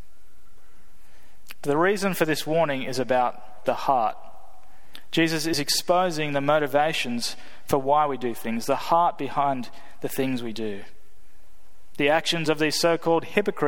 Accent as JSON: {"language": "English", "country": "Australia", "moved": "as an adult", "lives_now": "United States", "said": "me being from Australia"}